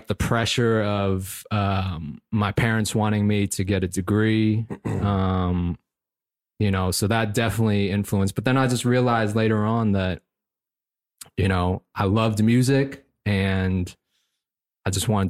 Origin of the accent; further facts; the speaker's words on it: Fairfax, Virginia, United States; moved away as an adult; also born or lived in Philadelphia; I was born and raised in Fairfax, Virginia. Spent the first 18 years of my life there. Went on to college for a year in Philly.